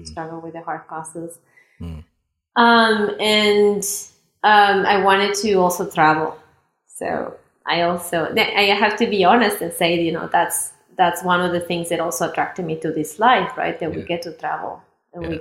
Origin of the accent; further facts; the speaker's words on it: Chihuahua, Mexico; moved away as an adult; also born or lived in Puebla, Mexico; growing up in Chihuahua